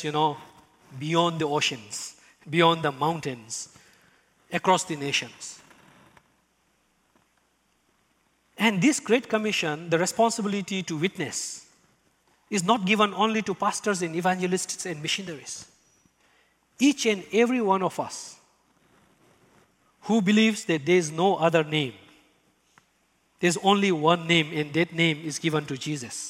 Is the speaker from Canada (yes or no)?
no; Bhutan; English is a second language; moved away